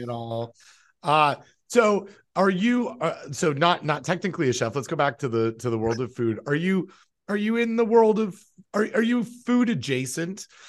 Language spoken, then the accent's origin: English; Toronto, Ontario, Canada; moved away; I'm from Toronto and I'm still very much a Toronto sports fan.